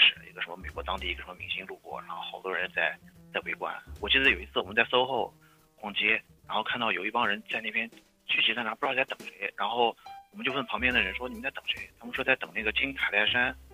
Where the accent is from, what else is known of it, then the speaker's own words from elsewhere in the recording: Nanjing, Jiangsu, China; moved away as an adult; now in New York City, United States; 我是八七年的，然后我也是南京人，我太太也是南京人